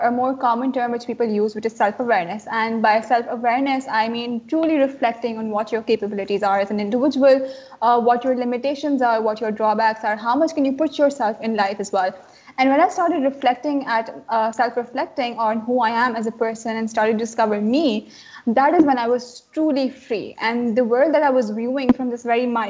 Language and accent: English; Karachi, Sindh, Pakistan; I was stuck in Karachi, my hometown